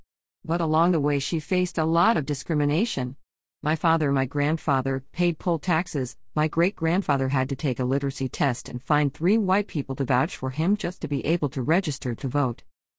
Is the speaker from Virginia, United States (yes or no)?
yes; Petersburg, Virginia, United States; I was born in Petersburg. I grew up in the Matoka area. Our parents worked over at Virginia State, so I grew up in the Tri-Cities area.